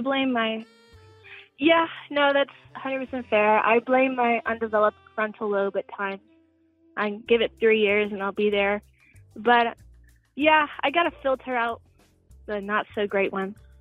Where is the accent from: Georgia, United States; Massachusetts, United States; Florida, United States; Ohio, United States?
Georgia, United States; Atlanta; moved away as an adult; now in Tokyo, Japan; I'm from Atlanta, and I'm so glad. But I'm studying abroad in Tokyo